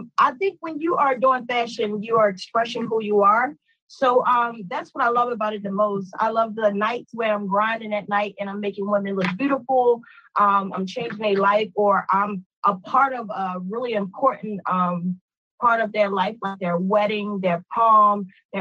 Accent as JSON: {"language": "English", "town": "Baltimore", "region": "Maryland", "country": "United States", "tie": "born or raised there", "said": "I'm from Baltimore, Maryland, born and raised, and excited about that as well. I've been living here my whole life"}